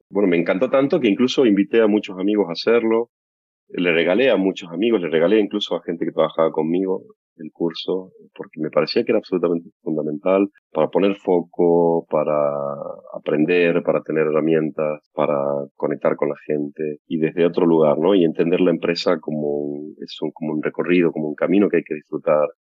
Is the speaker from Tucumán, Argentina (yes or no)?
yes; Tucumán, Argentina; moved away; Yo cuando me vine de Tucumán en ese momento teníamos